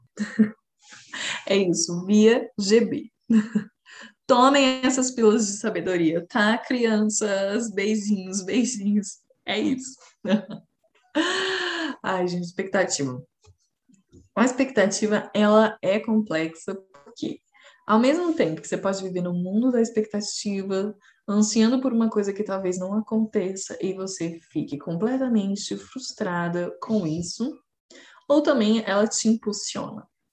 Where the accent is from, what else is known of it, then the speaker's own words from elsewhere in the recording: Brazil; Nós somos brasileiros